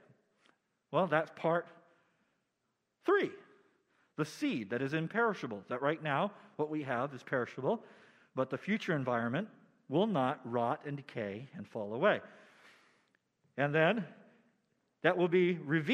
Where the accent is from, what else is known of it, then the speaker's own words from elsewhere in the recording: United States; as American believers